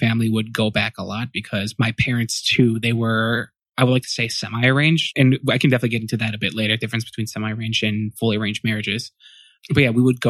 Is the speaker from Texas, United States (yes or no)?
no; Chicago, Illinois, United States; born and raised in Chicago, Illinois